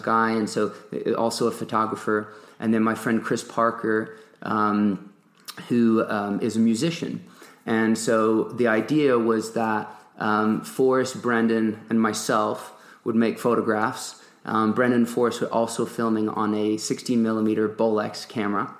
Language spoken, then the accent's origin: English; Nantes, Pays de la Loire, France; moved away as an adult; also born or lived in England / Durango, Colorado; grew up in Nantes, a town on the west coast of France